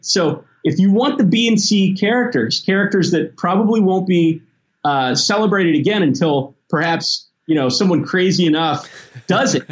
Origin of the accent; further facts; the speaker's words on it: Tennessee and Mississippi, the South, United States; also born or lived in Memphis, Tennessee; I grew up in Tennessee and Mississippi